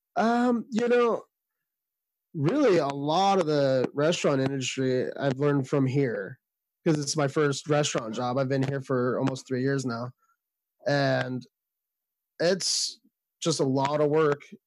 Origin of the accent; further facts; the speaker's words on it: Sacramento, California, United States; I'm from Sacramento, California